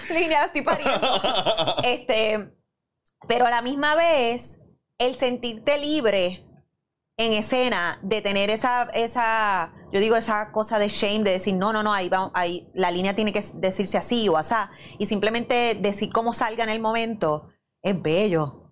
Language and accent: Spanish; Bayamón, Puerto Rico; yo soy de Bayamón de pura cepa